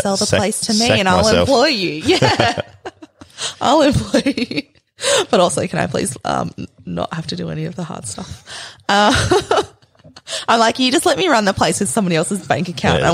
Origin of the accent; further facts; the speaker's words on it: Western Australia, Australia; I'm from Western Australia